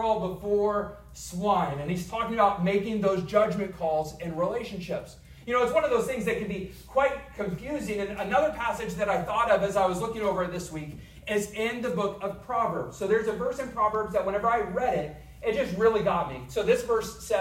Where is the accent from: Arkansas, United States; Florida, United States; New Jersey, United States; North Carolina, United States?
Arkansas, United States; I'm from Arkansas